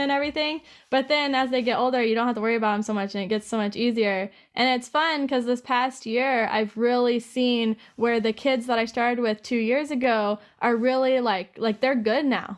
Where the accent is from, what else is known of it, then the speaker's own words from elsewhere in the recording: Safford, Arizona, United States; also born or lived in Hobbs, New Mexico / Colorado; Safford is the place that I grew up the most. I was there for about ten